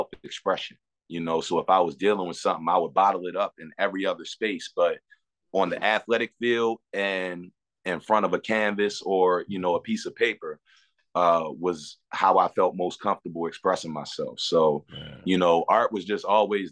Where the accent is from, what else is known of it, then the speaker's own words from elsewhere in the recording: Baltimore, Maryland, United States; my hometown of Baltimore, Maryland